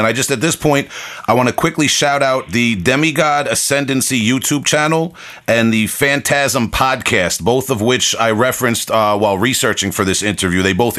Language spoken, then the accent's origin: English; East Coast, United States; I grew up on the East Coast